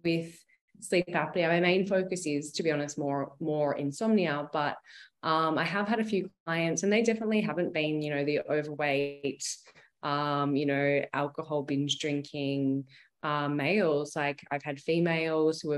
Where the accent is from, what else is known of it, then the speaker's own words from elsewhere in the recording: a country town near Melbourne, Victoria, Australia; moved away as an adult; also born or lived in Sydney, Australia; now in Tropea, Italy; I am originally from Australia. I grew up in a country town with 15,000 people and near Melbourne.